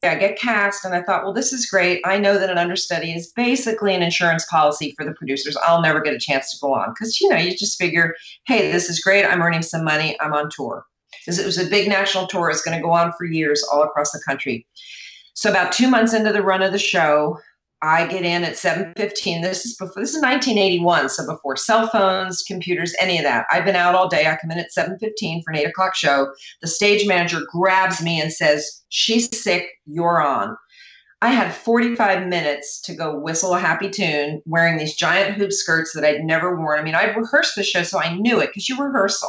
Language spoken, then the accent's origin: English; New Jersey, United States; I was raised in New Jersey, which is very close to New York.